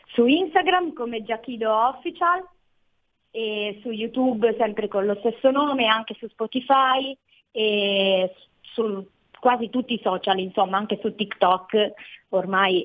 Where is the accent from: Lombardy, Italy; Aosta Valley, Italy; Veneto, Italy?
Aosta Valley, Italy; La Thuile; moved away as an adult; now in Turin, Italy; al momento sono a Torino per, per, studiare, però sì, sono della Valle d'Aosta